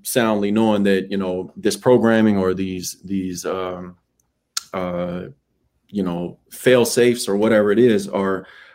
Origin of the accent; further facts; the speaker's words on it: Arlington, Texas, United States; moved away; I'm from Arlington, Texas, dog. I'm from the middle. My mom and the network I had behind me did a fantastic job of raising my sister and my brother